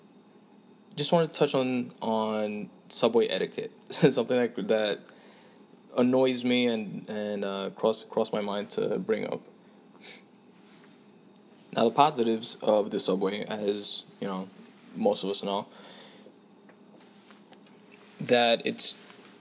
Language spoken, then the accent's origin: English; New York City, New York, United States; I'm from New York City, that being, well, I'm from Queens